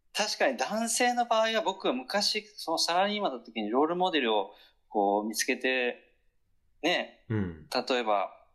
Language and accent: Japanese; Kyushu, Japan; 九州男児